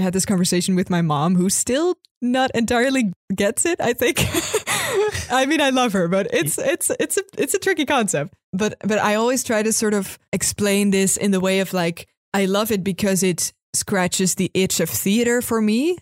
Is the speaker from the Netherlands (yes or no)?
yes; Netherlands; I'm from Holland